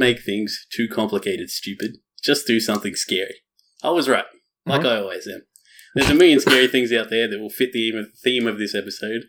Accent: Australia; Being Australian

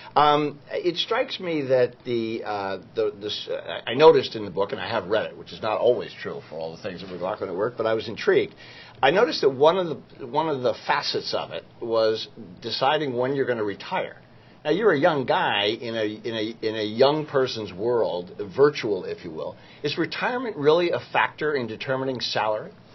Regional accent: New York, United States; I am from New York

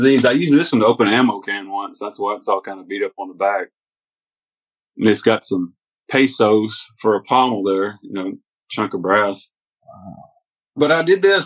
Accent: Hornbeak, Tennessee, United States; also born or lived in Mississippi; we moved from Mississippi up to Hornbeak, Tennessee, which was my mom's old home place

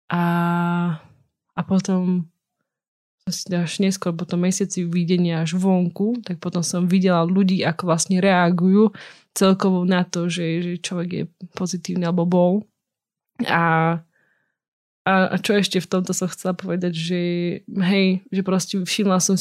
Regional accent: eastern Slovakia, Slovakia; accent: East Slovak; Inak hovorím aspoň trošku po východniarsky.

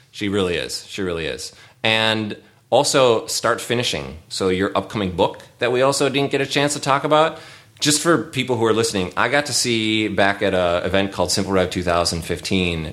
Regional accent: St. Paul, Minnesota, United States; where I grew up in St. Paul

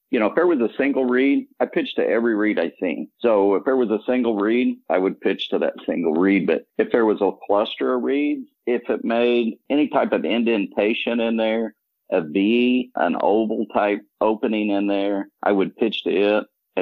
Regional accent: Indiana, United States; I'm from Indiana

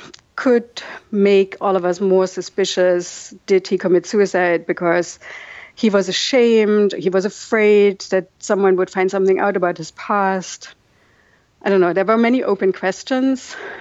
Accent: East Germany, Germany; English is a second language; I always told them I grew up in East Germany and we had to learn Russian in school, so my English is really bad.

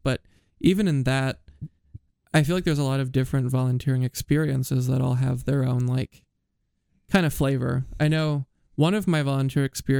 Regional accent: Iowa, United States; born or raised there

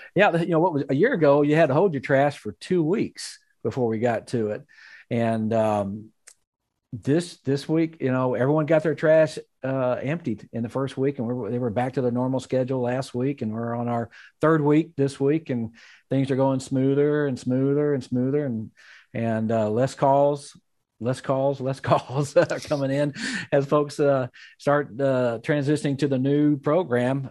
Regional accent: Magnolia, Arkansas, United States; my hometown, Magnolia, Arkansas

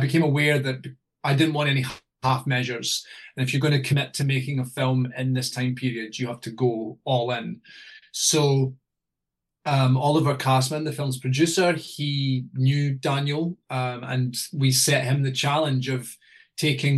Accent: Scotland, United Kingdom; Being Scottish

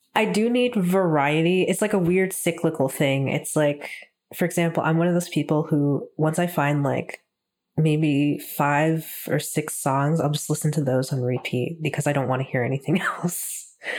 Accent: Texas, United States; now in Toronto, Canada; ever since moving up to Toronto, um, 'cause I'm from Texas originally

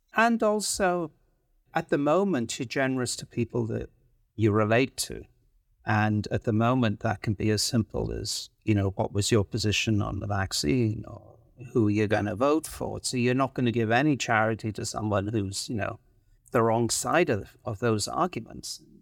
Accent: Wales, United Kingdom; also born or lived in London; now in Vancouver, Canada; I grew up in Wales in the U K

